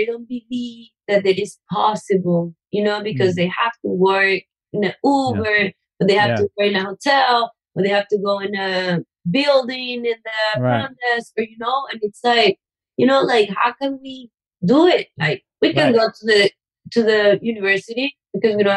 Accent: Venezuela; first language Spanish; English is a second language; now in Los Angeles, United States; I'm from Venezuela

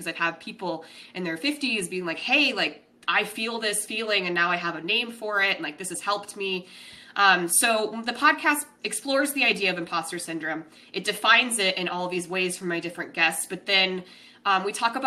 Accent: Denver, Colorado, United States; moved away as an adult; now in San Diego, United States; I'm from Denver. That's where I identify as being from

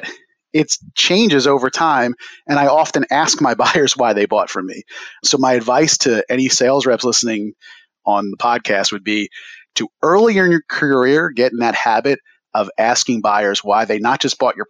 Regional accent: Philadelphia, Pennsylvania, United States; Growing up in the Philadelphia area, was exposed to hip hop and breakdancing at a young age via block parties in my neighborhood

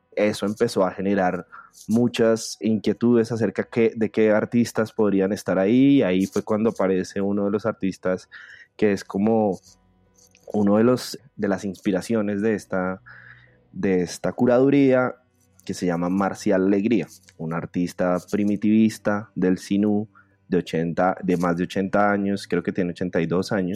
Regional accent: Bogotá, Colombia; soy artista visual bogotano

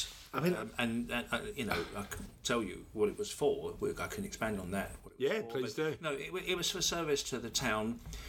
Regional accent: Ilford, London, United Kingdom; also born or lived in Surrey; now in Havering, United Kingdom; I'm a local resident. I've lived in Havering now since 1994. I was born initially in Ilford and moved to Surrey for a while, and then came back to this side of town back in January 1994.

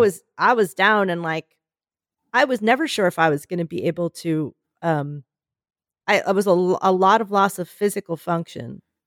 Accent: Philadelphia, Pennsylvania, United States; moved away; I come from Philadelphia. I come from that area that everyone's like, "It's one of those really critical areas for the election

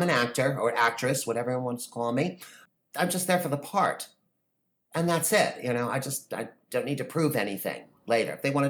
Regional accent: New York, United States; also born or lived in New Jersey; I'm also from New York and New Jersey, so I kind of got that sensibility about me that kind of toughens us up a little bit.

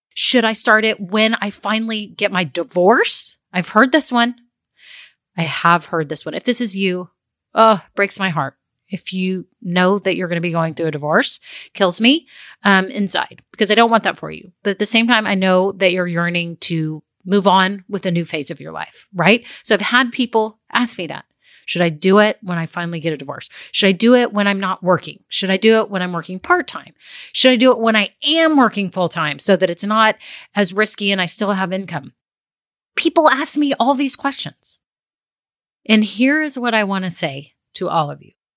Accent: Texas, United States; I'm a girl from Texas

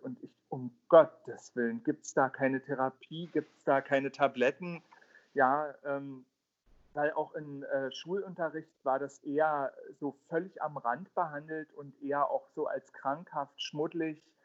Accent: Berlin, Germany; Ich bin ja im Südosten von Berlin aufgewachsen

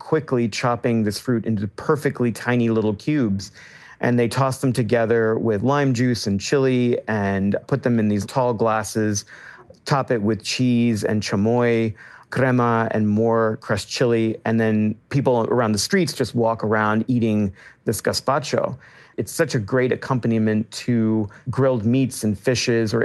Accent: Austin, Texas, United States; moved away as an adult; now in Mazatlan, Mexico; a brown Mexican-American boy growing up in Texas

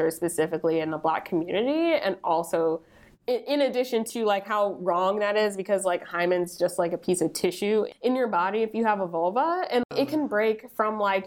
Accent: New Jersey, United States; I grew up in New Jersey

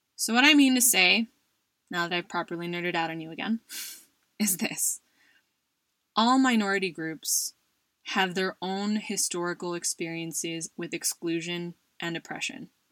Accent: United States; now in Spain; someone who identifies as Asian American, Filipino American to be specific, and is also a minority as an immigrant in Spain

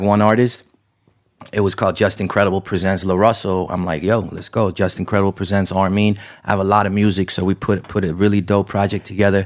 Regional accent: Amsterdam, North Holland, Netherlands; moved away as an adult; now in United States; I grew up in Amsterdam, right? It was almost no Armenians. I didn't have a single Armenian friend growing up, um, and I lived there till I was 18

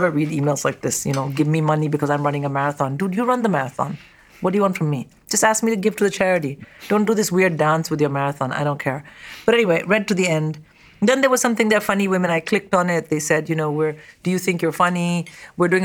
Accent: India; now in United Kingdom; I am from India

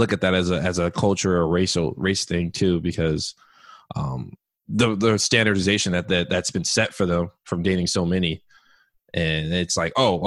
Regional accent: San Ramon, California, United States; also born or lived in Oakland; I grew up in San Ramon. So when I first moved out there, coming from Oakland

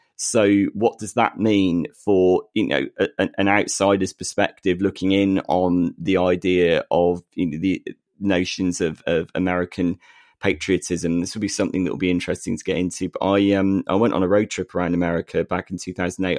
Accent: United Kingdom; we are two British blokes

